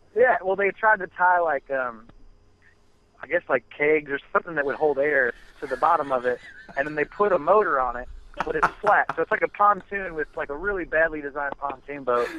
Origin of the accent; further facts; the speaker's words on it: Michigan, United States; moved away; I'm from Michigan originally, so it was cold up there